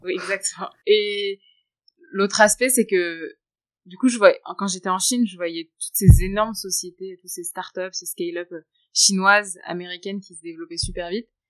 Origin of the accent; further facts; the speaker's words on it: France; now in Shanghai, China; je suis française et d'origine indienne